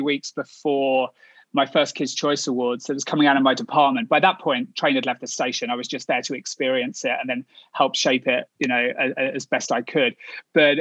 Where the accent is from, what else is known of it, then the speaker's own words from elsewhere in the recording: Kent, South East England, United Kingdom; moved away as an adult; now in United States; So I'm from Kent, which is the largest county, but obviously it's England, so it's still pretty small. Southeast of London, about an hour outside of London.